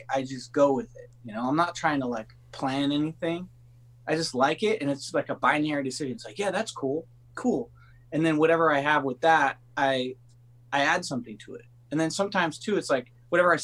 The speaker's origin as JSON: {"language": "English", "town": "Los Angeles", "region": "California", "country": "United States", "tie": "born or raised there", "said": "I grew up in California"}